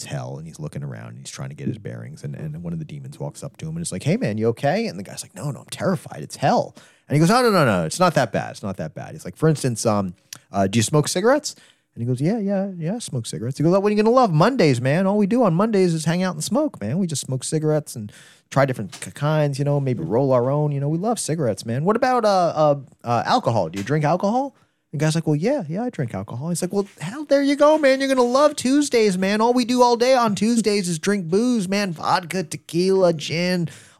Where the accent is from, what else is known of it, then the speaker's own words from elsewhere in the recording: Wichita, Kansas, United States; I'm perfect for this place because I'm from Wichita.